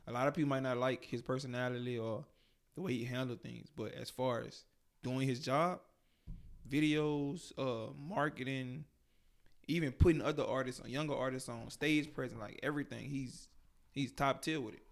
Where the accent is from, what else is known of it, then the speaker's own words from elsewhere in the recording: Baton Rouge, Louisiana, United States; I'm 24 from Baton Rouge, Louisiana, 225 Scotlandville